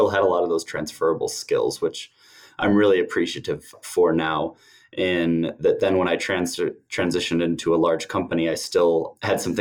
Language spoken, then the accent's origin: English; United States; moved away as an adult; also born or lived in United Kingdom; growing up in the States